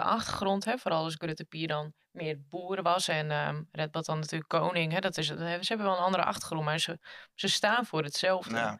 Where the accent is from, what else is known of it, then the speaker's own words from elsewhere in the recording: Frisians, Friesland, Netherlands; als Friezen